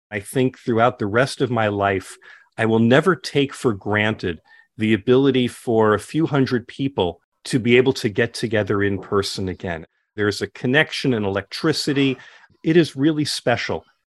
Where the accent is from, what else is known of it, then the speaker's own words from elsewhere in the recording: Scottsdale, Arizona, United States; here in my hometown in Scottsdale, Arizona